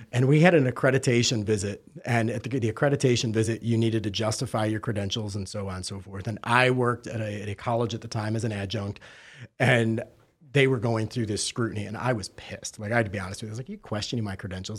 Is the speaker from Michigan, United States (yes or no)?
yes; Detroit, Michigan, United States; now in Fort Lauderdale, United States; I'm actually originally from Detroit, albeit I hail from Fort Lauderdale now